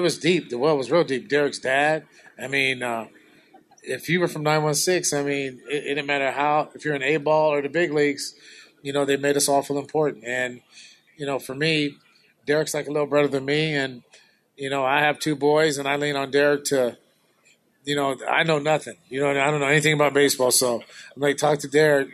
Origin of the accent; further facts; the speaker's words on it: Sacramento, California, United States; I'm from Meadowview. I'm trying to make a difference here. I mean, this is my home